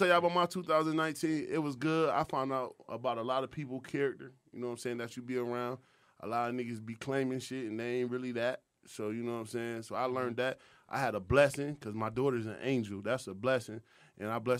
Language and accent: English; New York, United States; also born or lived in Rochester; now in Atlanta, United States; I'm from New York